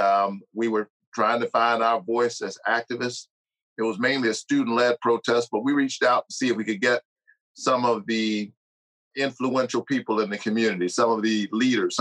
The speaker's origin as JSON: {"language": "English", "town": "Savannah", "region": "Georgia", "country": "United States", "tie": "born or raised there", "said": "I'm a Georgia boy. I grew up, was born and raised in Savannah, Georgia, in public housing"}